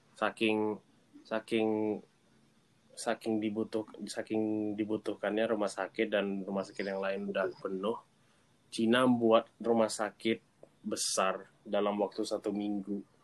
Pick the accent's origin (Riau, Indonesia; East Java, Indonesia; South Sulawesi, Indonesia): Riau, Indonesia; Pekanbaru; aku dari Pekanbaru jadi kalau kalian nggak tahu di Pekanbaru di Riau